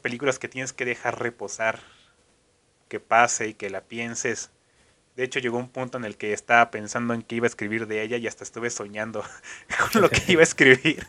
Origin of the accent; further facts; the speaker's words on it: Mexico; soy, soy mexicano